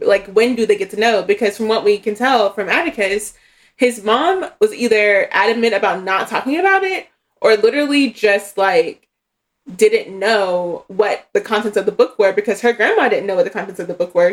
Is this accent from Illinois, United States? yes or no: no; Tennessee, United States; my small town in Tennessee